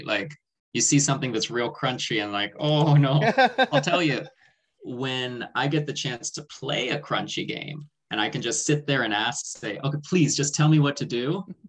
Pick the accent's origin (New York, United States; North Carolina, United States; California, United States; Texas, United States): California, United States; Oakland; moved away; So I'm from Oakland, California, the Bay Area originally.